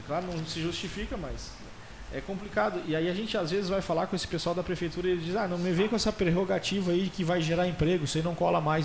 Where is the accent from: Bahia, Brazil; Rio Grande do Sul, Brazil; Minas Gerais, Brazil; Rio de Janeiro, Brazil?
Rio Grande do Sul, Brazil; Alegrete; moved away as an adult; now in Pelotas, Brazil; Eu sou natural de Alegrete e eu vim morar em Pelotas para fazer faculdade